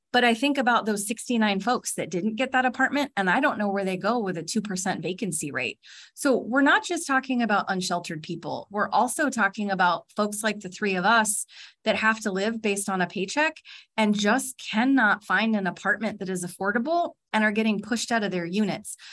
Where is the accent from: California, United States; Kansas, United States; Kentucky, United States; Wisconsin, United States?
California, United States; accent: California; now in Alaska, United States; my California accent